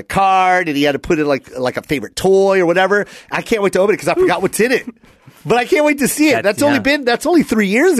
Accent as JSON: {"language": "English", "town": "Tacoma", "region": "Washington", "country": "United States", "tie": "born or raised there", "said": "that's our hometown. Mm-hmm. I'm from Tacoma"}